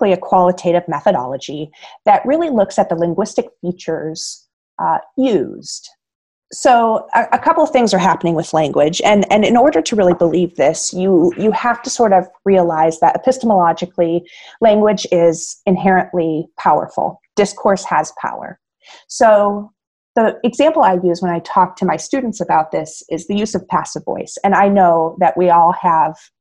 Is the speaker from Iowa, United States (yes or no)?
yes; Iowa, United States; moved away as an adult; now in Illinois, United States; I was born and raised in Iowa